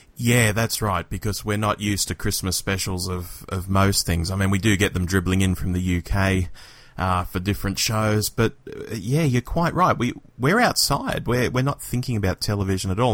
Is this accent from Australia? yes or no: yes; Sydney, New South Wales, Australia; growing up in Australia